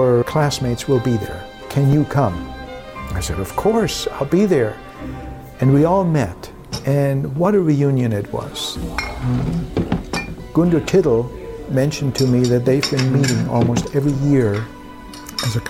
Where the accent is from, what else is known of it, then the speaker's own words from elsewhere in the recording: Germany; moved away; We also traveled to my hometown, and on the last day in Germany